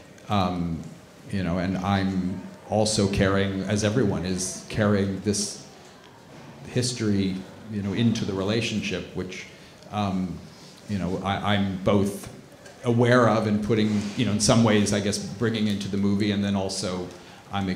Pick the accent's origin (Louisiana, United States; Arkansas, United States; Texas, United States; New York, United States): New York, United States; Brooklyn; now in Manhattan, United States; I grew up in Brooklyn. I live in Manhattan now